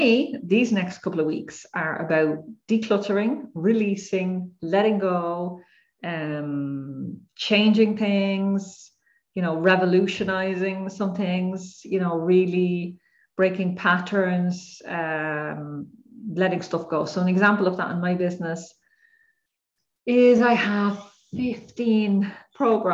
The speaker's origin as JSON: {"language": "English", "country": "Ireland", "said": "I'm Irish"}